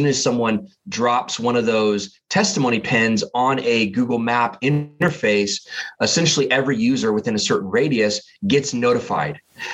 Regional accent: Massachusetts, United States; born there; now in Portland, United States; I was born actually on the East Coast in Massachusetts, and currently live out here on the West Coast, kind of in the Portland, Oregon area.

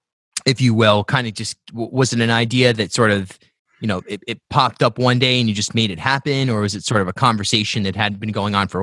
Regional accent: South County, Rhode Island, United States; I grew up in South County, went to Charahoe.

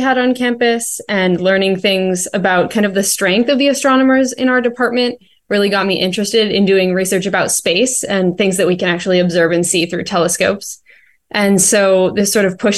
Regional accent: Salt Lake City, Utah, United States; moved away as an adult; also born or lived in Philadelphia; now in Nantucket, United States; I grew up in Salt Lake City, Utah

